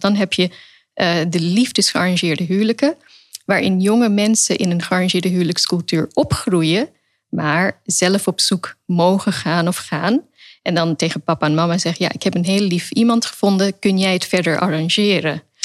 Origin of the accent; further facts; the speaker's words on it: Netherlands; also born or lived in England / Pakistan (family origin); Ik ben in Engeland geboren, daarna in Nederland. En op een gegeven moment heb ik hier mijn eh, rechtenstudie behaald in Leiden. Dus ik groeide ook op in de cultuur van de vrijheid